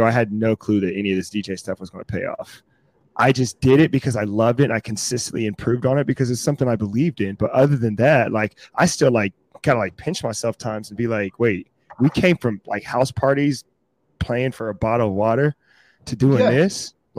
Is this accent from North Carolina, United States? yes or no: yes; Fayetteville, North Carolina, United States; No, I'm originally from Fayetteville, North Carolina, which is my dad was based in Fort Bragg. So that's why I was born there.